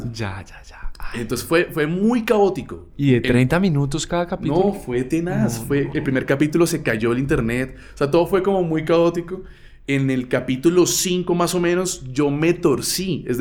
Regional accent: Barrancabermeja, Santander, Colombia; accent: santanderiano; moved away; Yo vengo de Barranca Bermeja y nada más alejado del mundo que Barranca

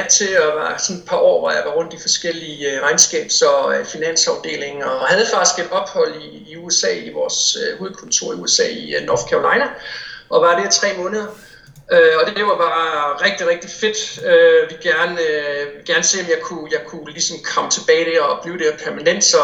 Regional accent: Odense, Southern Denmark, Denmark; moved away; Jeg er fra Odense, ja.

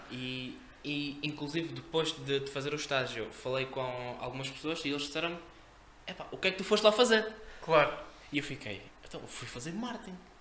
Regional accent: Campo Maior, Alentejo, Portugal; moved away as an adult; now in Leiria, Portugal; Eu não sou daqui, eu sou de Campo Maior

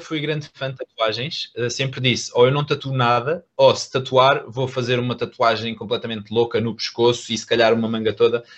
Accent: Algarve, Portugal; moved away as an adult; now in Lisbon, Portugal; eu era do Algarve, ou, ou seja, eu ainda sou do Algarve

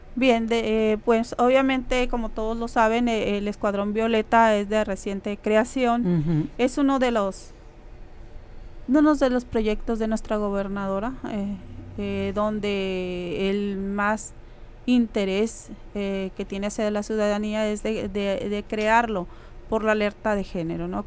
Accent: Mexicali, Baja California, Mexico; soy de Mexicali, Baja California

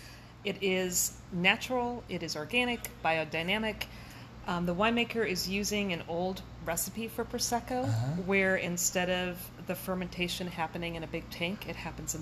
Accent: Denver, Colorado, United States; moved away as an adult; now in Astoria, United States; Grew up in Colorado, Denver. Mm-hmm. Lived there most of my life. Moved out here about 11 years ago.

